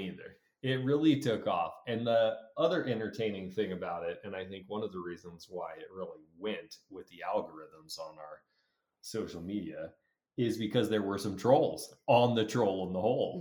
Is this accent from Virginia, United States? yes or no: no; Colorado, United States; I'm we're from Colorado. So trout anglers at heart. It's what I've been done my whole life.